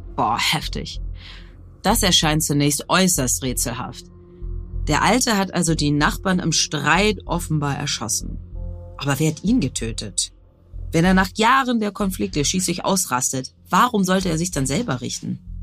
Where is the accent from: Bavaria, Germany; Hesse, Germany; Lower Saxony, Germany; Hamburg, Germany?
Hamburg, Germany; Ich bin Radiomoderatorin in Hamburg